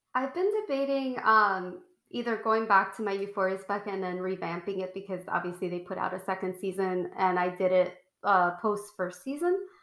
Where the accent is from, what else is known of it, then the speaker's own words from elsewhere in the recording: Puerto Rico; I was a little girl growing up in Puerto Rico in like the 90s